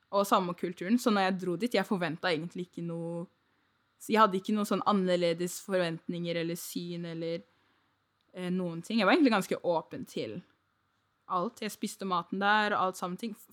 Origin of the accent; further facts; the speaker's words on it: Nigeria; Eller jeg er fra Nigeria, så jeg er for norsk til å være nigeriansk, men jeg er for Nigerian, I guess, til å være nordmann.